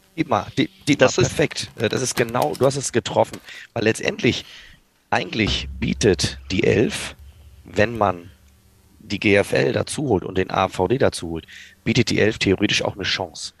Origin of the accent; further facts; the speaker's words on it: Kiel, Schleswig-Holstein, Germany; ich komme selber aus Kiel